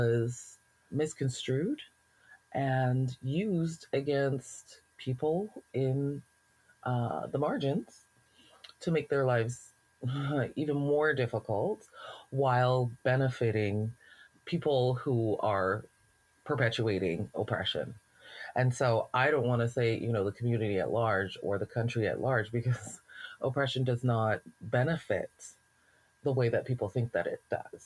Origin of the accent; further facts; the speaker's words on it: Alberta, Canada; being a Black person in Alberta, you know, very often we're asked this question, like, where are you from? I'm from here.